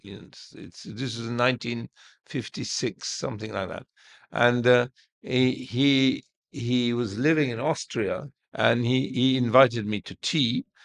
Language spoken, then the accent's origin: English; Heliopolis, Cairo Governorate, Egypt; I was born in Heliopolis in, in our house.